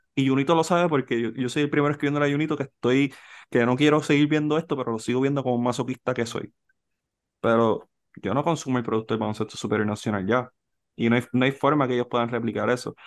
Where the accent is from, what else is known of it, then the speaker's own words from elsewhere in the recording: Puerto Rico; nosotros como boricua